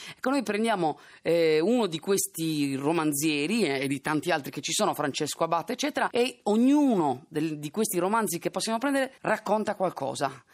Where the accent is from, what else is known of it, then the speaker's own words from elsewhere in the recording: Sardinia, Italy; sono sardo